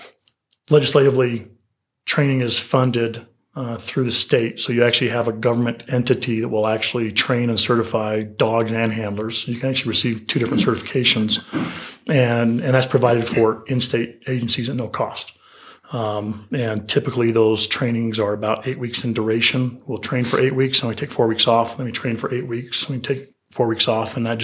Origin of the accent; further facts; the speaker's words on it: Utah, United States; I'm from Utah, so shout out to the Wasatch.